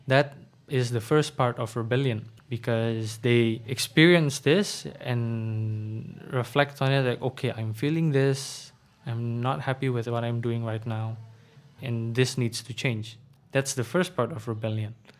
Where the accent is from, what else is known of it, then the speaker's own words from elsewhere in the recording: Bekasi, West Java, Indonesia; English is a second language; also born or lived in Jakarta / Blitar; I was born in Jakarta, but I was raised mostly in Bekasi, the satellite city of Jakarta